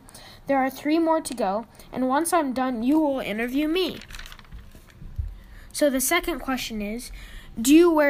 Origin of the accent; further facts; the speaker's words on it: Albuquerque, New Mexico, United States; I'm from Albuquerque, New Mexico.